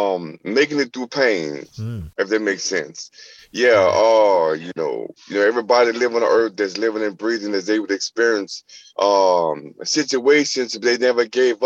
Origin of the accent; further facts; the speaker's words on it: New Orleans, Louisiana, United States; I'm from New Orleans, and it, you know, we got jazz, we got bounce music